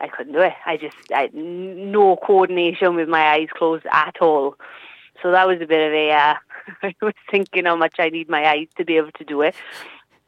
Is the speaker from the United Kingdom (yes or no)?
yes; Treorchy, Wales, United Kingdom; now in Aberdare, United Kingdom; I grew up in Truebert. All my family from Truebert, and I went to a Trokey comp